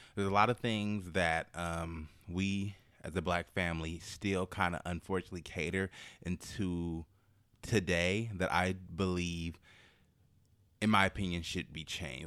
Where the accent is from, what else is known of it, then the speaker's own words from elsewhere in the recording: Oakland, California, United States; I'm from Oakland